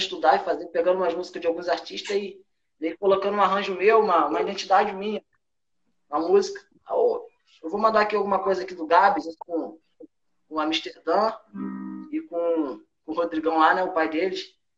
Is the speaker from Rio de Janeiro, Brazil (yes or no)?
yes; Rio de Janeiro, Brazil; moved away; A gente, a gente é carioca